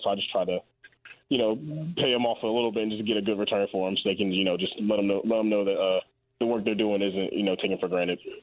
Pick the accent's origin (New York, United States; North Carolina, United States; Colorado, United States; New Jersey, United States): North Carolina, United States; Raleigh; I'm from Raleigh